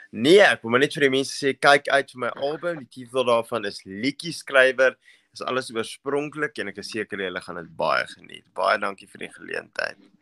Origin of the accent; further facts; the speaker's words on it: Vereeniging, Gauteng, South Africa; now in Benoni, South Africa; In die Prinses Hospitaal in Vereniging van alle plekke. So dis my hometown, die V-town.